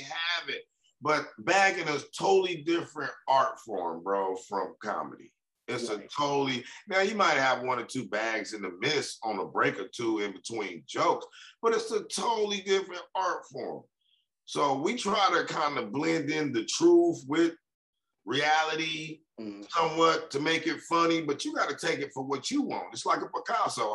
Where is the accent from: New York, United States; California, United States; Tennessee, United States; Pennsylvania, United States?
California, United States; Compton; I'm from Compton